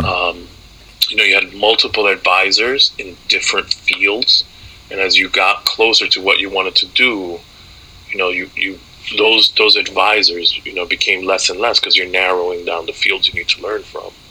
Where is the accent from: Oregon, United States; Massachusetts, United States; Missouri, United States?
Massachusetts, United States; Amherst; moved away as an adult; also born or lived in New York City / Dominican Republic; now in Maine, United States; I didn't feel like I was going to college in my hometown. I didn't feel like I was going to college down the street from my high school